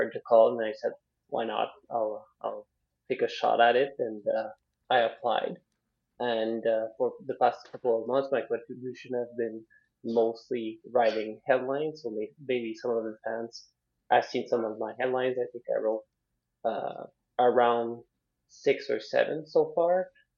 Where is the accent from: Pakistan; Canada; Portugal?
Canada; Ottawa, Ontario; So because I lived in Ottawa, so I was raised in Ottawa all throughout my young life. So that was when I was very young.